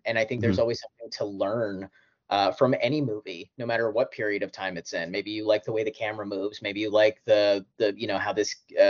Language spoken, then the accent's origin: English; Kansas, United States; I was a kid from Kansas